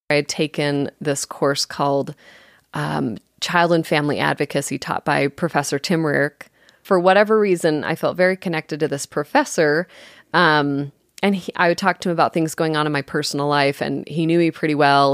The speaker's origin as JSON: {"language": "English", "town": "Las Vegas", "region": "Nevada", "country": "United States", "tie": "born or raised there", "said": "I'm actually originally from, born and raised in Las Vegas, the real Las Vegas"}